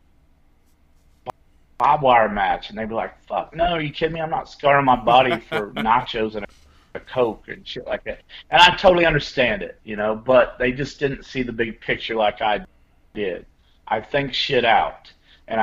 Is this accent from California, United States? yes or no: no; Flora, Illinois, United States; my hometown, Flora, Illinois